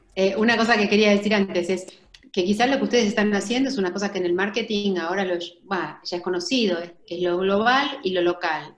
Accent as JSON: {"language": "Spanish", "country": "Argentina"}